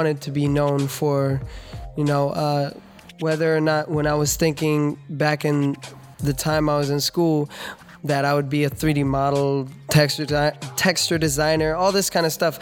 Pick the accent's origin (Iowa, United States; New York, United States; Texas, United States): Iowa, United States; Ames; also born or lived in Webster City, Iowa; now in California, United States; I'm originally from Ames, Iowa. I was born in Webster City. And I used to live on a farm